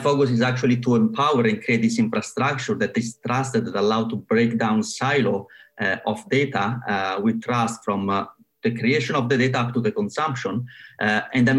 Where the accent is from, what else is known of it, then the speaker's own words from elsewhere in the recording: Italy; moved away as an adult; also born or lived in Rome, Italy / Surrey, United Kingdom; now in London, United Kingdom; I'm from Italy